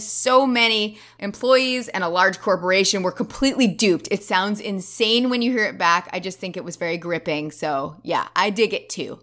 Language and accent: English; United States; as an American